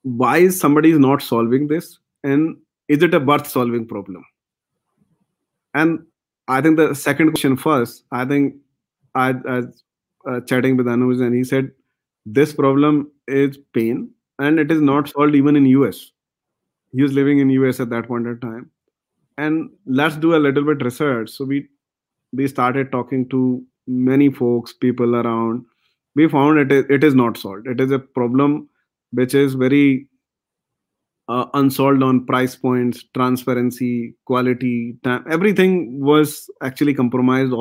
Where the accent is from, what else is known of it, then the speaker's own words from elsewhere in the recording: India; now in Bangalore, India; We as an Indian